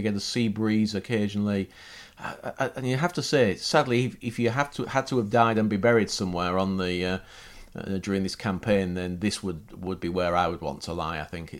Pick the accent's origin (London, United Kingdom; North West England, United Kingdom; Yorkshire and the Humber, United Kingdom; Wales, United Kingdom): Yorkshire and the Humber, United Kingdom; Hull; I'm from Hull, east coast as well, east coast of Britain, and he came from a little bit further up the coast.